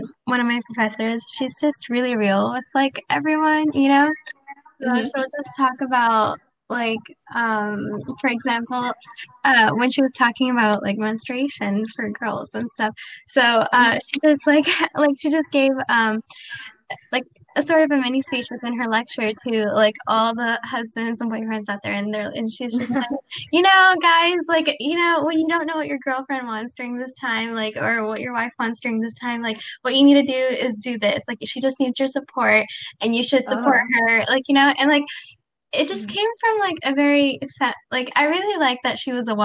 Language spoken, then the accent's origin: English; Canada; also born or lived in Pakistan; I'm Pakistani Canadian, so I want to eventually practice in Pakistan.